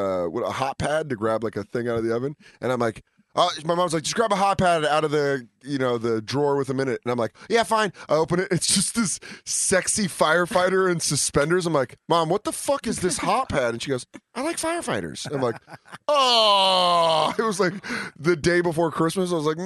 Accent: Florida, United States; I'm from Florida.

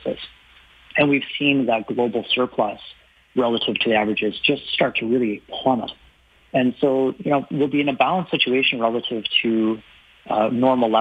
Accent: Ottawa, Ontario, Canada; now in Toronto, Canada; I grew up in, I was born in Ottawa, I live in Toronto

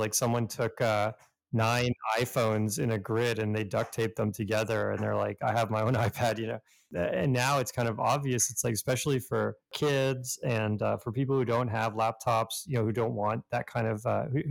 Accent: Canada; growing up in Canada

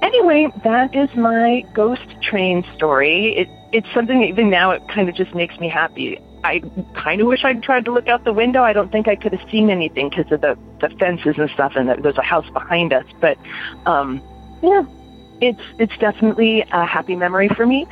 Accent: Los Angeles, California, United States; I grew up in Los Angeles in this sort of little unincorporated area kind of tucked in near Playa del Rey

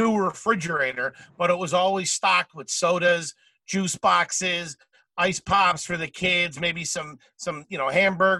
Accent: suburbs of Philadelphia, Pennsylvania, United States; Kevin and I were both scumbags from the suburbs of Philly.

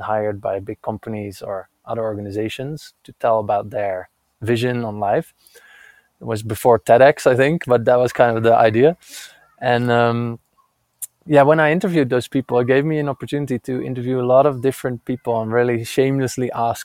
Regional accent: Netherlands; now in Santa Fe, United States; I'm currently in Santa Fe, New Mexico, but I'm originally from Holland

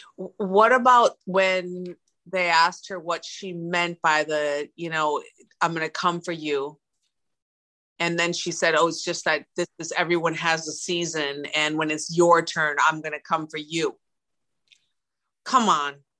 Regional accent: Milwaukee, Wisconsin, United States; I'm I'm from Milwaukee

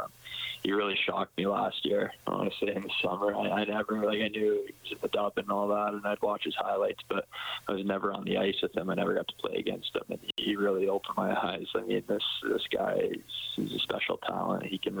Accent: Edmonton, Alberta, Canada; in my hometown

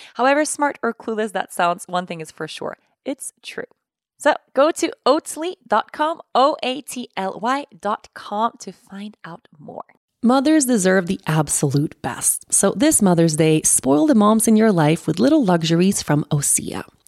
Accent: Sweden; moved away; my home country of Sweden

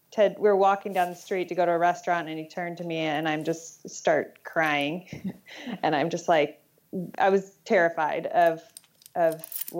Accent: Seattle, Washington, United States; also born or lived in California; now in Vermont, United States; Growing up in Seattle

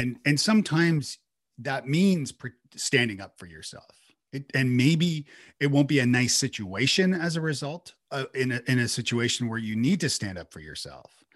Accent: Toronto, Ontario, Canada; moved away as an adult; now in Nashville, United States; I'm from Toronto originally, and I moved to Nashville

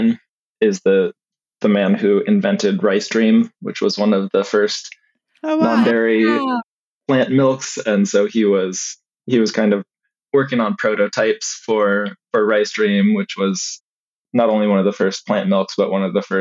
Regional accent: Colorado, United States; also born or lived in Missouri / Oregon; now in Eugene, United States; I grew up in Colorado and I've been in Oregon for on and off the last 25 years or so

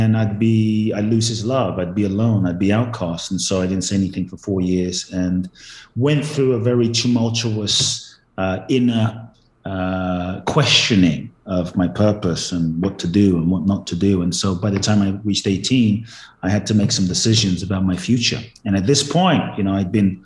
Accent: London, United Kingdom; also born or lived in Ghana / Los Angeles, United States; now in Miami, United States; I was born in Ghana, West Africa. My father's from Ghana. My mother's Japanese. I grew up in London, moved to the US, lived in LA, now in Miami and Mexico and all over the place

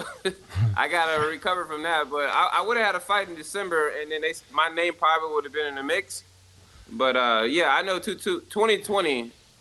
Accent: Compton, California, United States; I was born in Compton, in California

